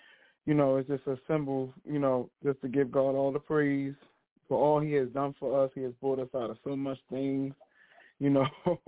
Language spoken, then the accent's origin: English; Baltimore, Maryland, United States; I'm from Baltimore, Maryland.